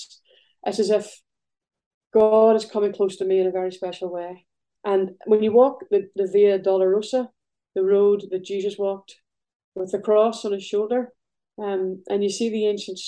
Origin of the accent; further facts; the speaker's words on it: Belfast, Northern Ireland, United Kingdom; now in northeast Scotland, United Kingdom; growing up in Belfast, I lived beside a big wall